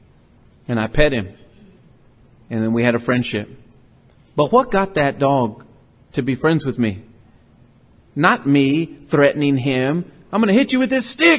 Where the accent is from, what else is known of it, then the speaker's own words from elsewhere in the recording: Port Lavaca, Texas, United States; I grew up on Schaffner Street in Port Lavaca, Texas